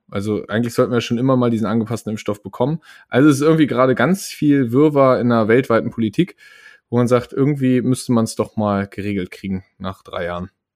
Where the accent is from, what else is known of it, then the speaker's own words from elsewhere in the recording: Germany; als Deutsche